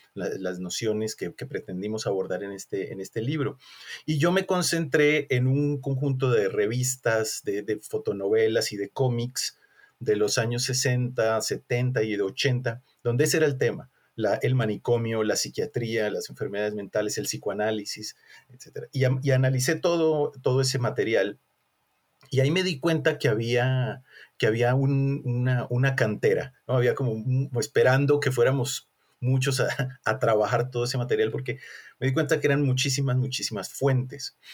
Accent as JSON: {"language": "Spanish", "country": "Colombia", "moved": "as an adult", "lives_now": "Mexico", "said": "soy colombiano, somos compatriotas"}